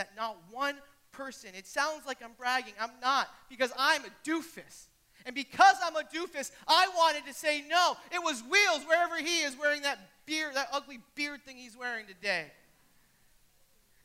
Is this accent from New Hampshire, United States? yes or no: yes; Bow, New Hampshire, United States; moved away; I'm from Bow, New Hampshire. None of y'all but Ava have heard of that for a reason. We won the state championship in soccer, though.